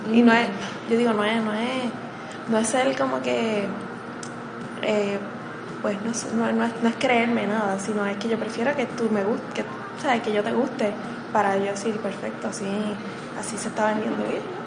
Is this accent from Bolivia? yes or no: no; Morovis, Puerto Rico; yo soy de Morovis, natal. Vivía entre, en la colindancia de Morovis y Manatí, pero mi crianza en escuelas y pues hospitales y todo pues fue Morovis.